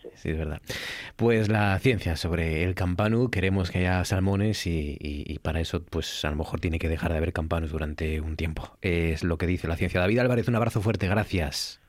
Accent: Asturias, Spain; nuestra región

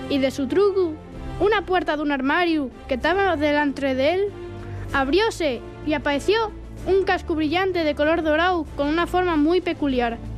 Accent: Mieres, Asturias, Spain; Sí, somos de Mieres. Recogiendo castañas con mi abuela

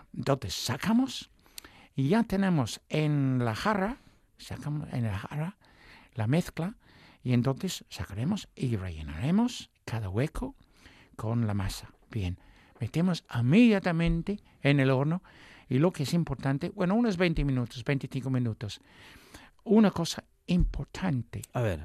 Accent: England, United Kingdom; Spanish is a second language; moved away; Yo soy inglés

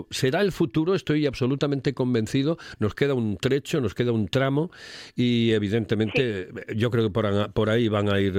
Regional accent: Oviedo, Asturias, Spain; now in -; imagínate que yo vengo a Gijón todos los días y soy de Oviedo también.

